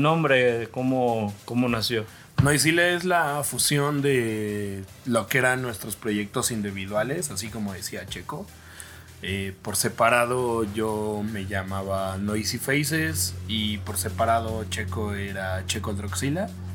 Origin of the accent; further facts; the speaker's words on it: Mexico City, Mexico; igual soy oriundo de la Ciudad de México